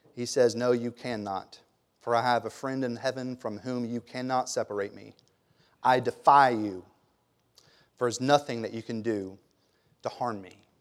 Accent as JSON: {"language": "English", "town": "Germantown", "region": "Tennessee", "country": "United States", "tie": "born or raised there", "said": "I grew up in Germantown"}